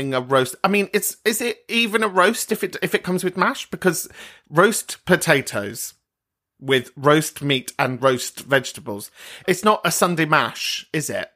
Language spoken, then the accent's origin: English; London, United Kingdom; I am from Northwest London.